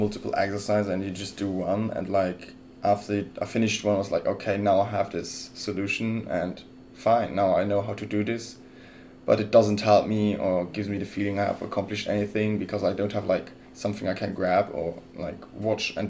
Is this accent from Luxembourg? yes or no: yes; Luxembourg; English is a second language; moved away as an adult; also born or lived in Freiburg, Germany; now in Vancouver, Canada; I'm 24 years old. I'm from Luxembourg.